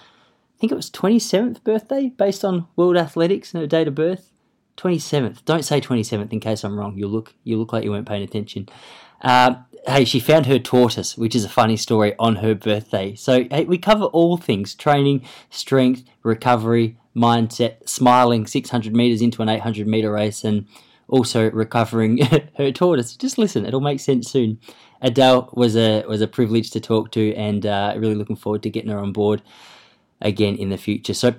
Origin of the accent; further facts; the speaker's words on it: Australia; accent: bogan; a pretty, I guess you'd say, Aussie bloke